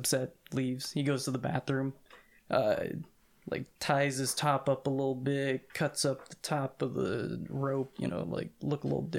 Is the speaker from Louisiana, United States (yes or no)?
no; the Bay, California, United States; now in Washington, United States; Yeah, I'm from California, from